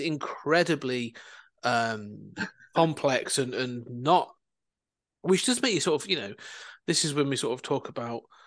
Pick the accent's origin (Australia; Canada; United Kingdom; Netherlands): United Kingdom; Coventry, West Midlands; moved away; also born or lived in Leicester; I was raised in Coventry I now live uh, elsewhere